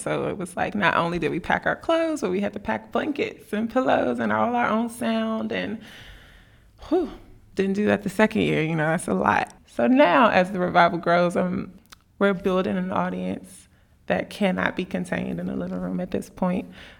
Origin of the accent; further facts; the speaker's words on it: Tennessee, United States; I came from Tennessee.